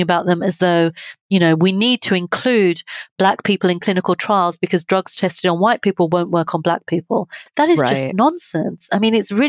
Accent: United Kingdom

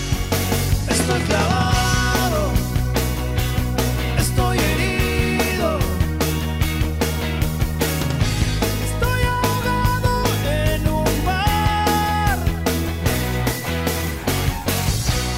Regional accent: Guadalajara, Jalisco, Mexico; We're from Guadalajara.

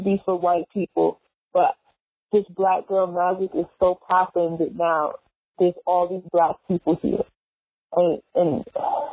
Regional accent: New York, United States; I'm from New York

